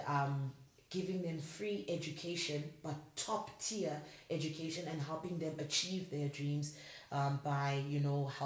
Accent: South Africa; now in Namibia; I am a South African, plus a Swati girl

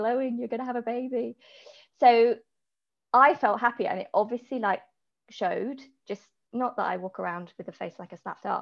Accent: Hampshire, South East England, United Kingdom; I'm from Hampshire.

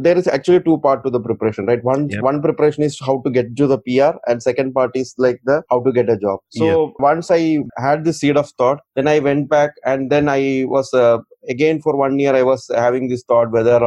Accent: Kochi, Kerala, India; moved away as an adult; also born or lived in Mumbai, India / Delhi, India / Bangalore, India / Gujarat, India; now in Australia; I am from Kerala, southernmost tip of India.

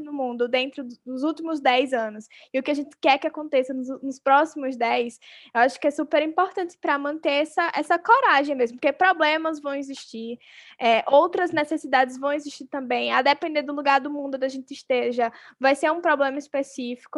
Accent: Arapiraca, Alagoas, Brazil; eu nasci em Arapiraca, uma cidade interior da Lagoa, super machista, sexista

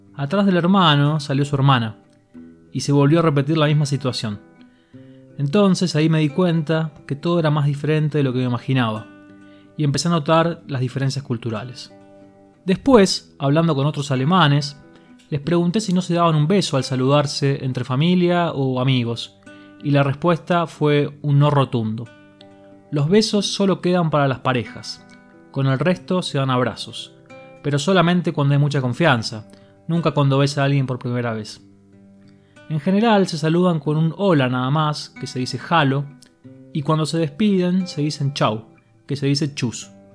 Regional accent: Buenos Aires, Argentina; also born or lived in Ramos Mejía; los argentinos somos muy cálidos, afectuosos

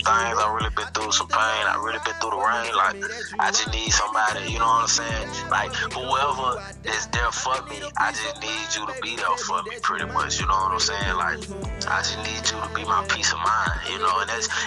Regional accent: Pine Bluff, Arkansas, United States; now in Dallas, United States; Born and raised in Pine Bluff, Arkansas. But I moved out here to Dallas, Texas

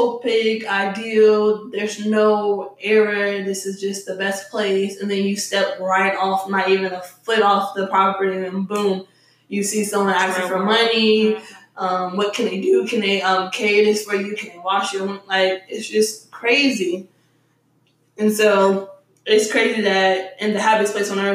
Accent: Newport News, Virginia, United States; also born or lived in Washington, District of Columbia, United States; I'm from Virginia, I'm from the 757 area, that's Newport News

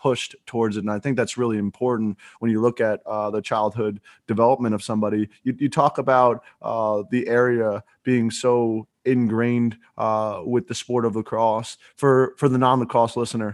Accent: New Jersey, United States; I'm from New Jersey

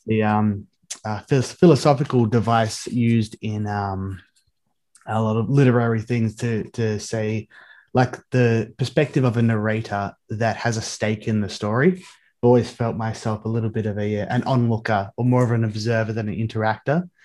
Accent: Australia; growing up in Australia

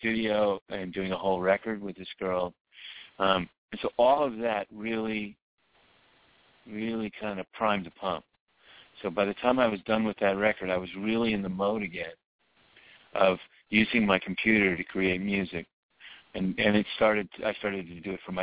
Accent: New Orleans, Louisiana, United States; moved away; also born or lived in Dallas / Nashville; I'm from New Orleans

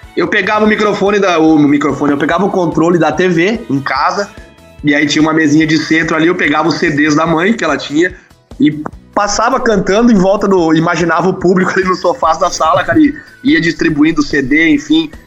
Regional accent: Agudo, Rio Grande do Sul, Brazil; Natural de Agudo, aqui bem no, no centro do Rio Grande do Sul

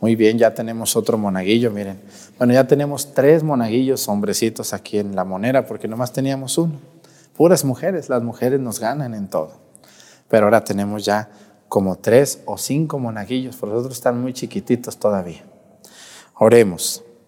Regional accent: Mexticacán, Jalisco, Mexico; moved away; allá en Mesticacán, en mi pueblo

